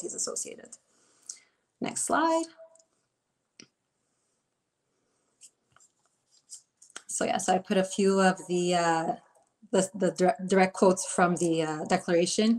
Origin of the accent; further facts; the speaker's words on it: Montreal, Quebec, Canada; I'm from Montreal, Quebec.